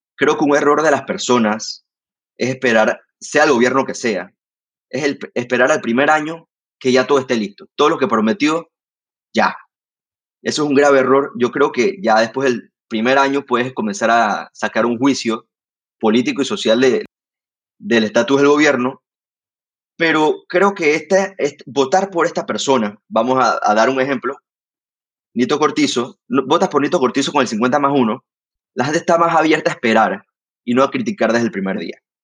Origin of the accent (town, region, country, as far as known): Panama